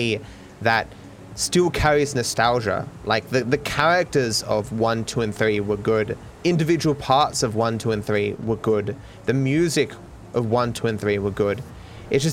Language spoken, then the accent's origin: English; Australia; they thought I was from Austria rather than from Australia